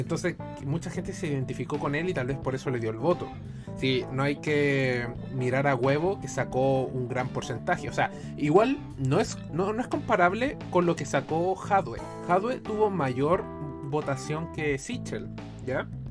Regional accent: Chile; acá en Chile no fue la excepción. Entonces uno creció con la idea de que el comunismo es malo

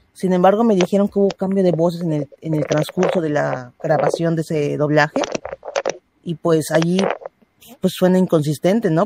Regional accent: Mexico; yo soy mexicana

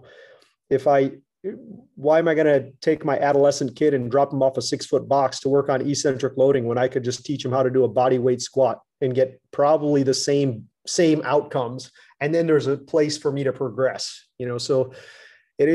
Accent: United States; as an American

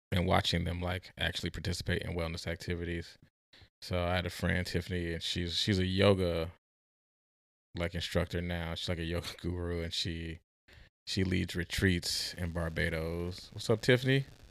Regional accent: St. Louis, Missouri, United States; also born or lived in Oklahoma; now in Oregon, United States; I was born and raised in Saint Louis, but I went to school in Oklahoma

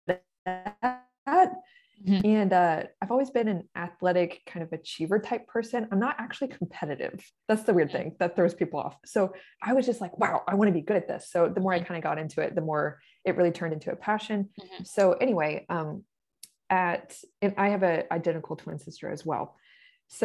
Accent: Corpus Christi, Texas, United States; I grew up in Corpus Christi, Texas

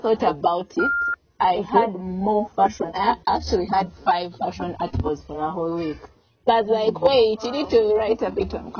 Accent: Kabale, Uganda; I come from Kavale

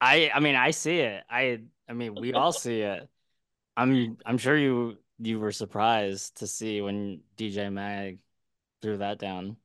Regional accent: Philadelphia, Pennsylvania, United States; I'm from Philly, and I used to go to the Matt Deason block parties all the time

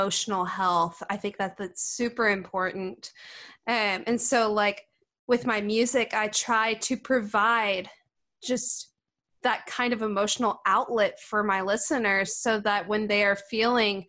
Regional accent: Sikeston, Missouri, United States; moved away as an adult; also born or lived in Greenville, Illinois; now in Nashville, United States; I'm from Sykes, Missouri, which is a little town in southeast Missouri, about two and a half hours south of St. Louis

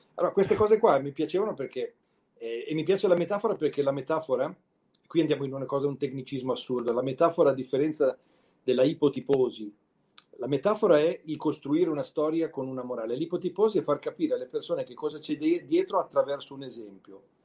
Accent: Milan, Lombardy, Italy; con la mia melanesità

